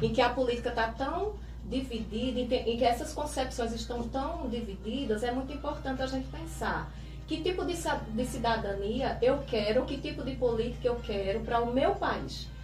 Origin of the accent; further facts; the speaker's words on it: Santa Cruz, Brazil; also born or lived in Barreiras, Bahia; aos seis anos vim para Santa Cruz e desde então moro, resido, estudo, né? Então toda a minha trajetória cidadã foi aqui em Santa Cruz